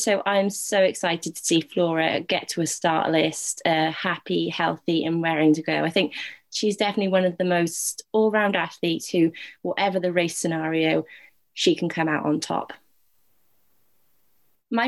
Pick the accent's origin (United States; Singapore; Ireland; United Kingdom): United Kingdom; a Brit